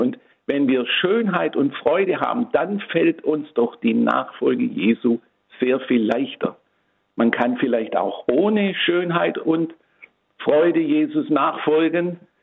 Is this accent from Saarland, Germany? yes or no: no; Tübingen, Baden-Württemberg, Germany; also born or lived in Swabian Jura; now in Rottenburg, Germany; in meiner Heimatstadt Tübingen. Ich bin also ein gebürtiger Tübinger